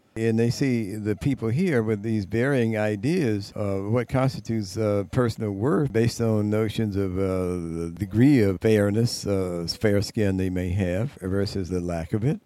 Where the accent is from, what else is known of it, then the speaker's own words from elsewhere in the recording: United States; being a American black person